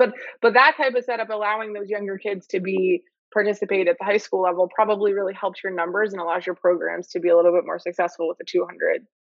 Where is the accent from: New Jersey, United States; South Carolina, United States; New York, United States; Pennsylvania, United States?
New York, United States; moved away as an adult; now in Florida, United States; so I'm originally from New York. I went to high school in New York. And when I moved to Florida